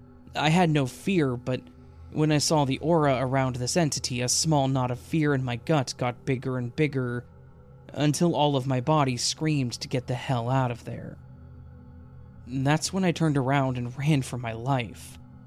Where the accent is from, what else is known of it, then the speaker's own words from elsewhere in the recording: Adelaide, South Australia, Australia; I'm from Adelaide, Australia.